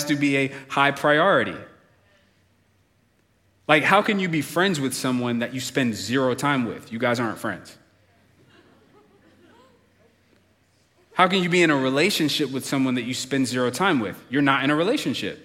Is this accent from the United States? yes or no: yes; United States; as an American